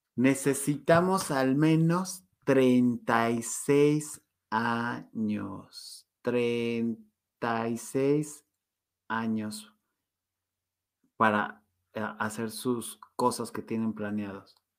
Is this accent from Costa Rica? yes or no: no; Mexico; como somos los mexicanos, bien chambeadores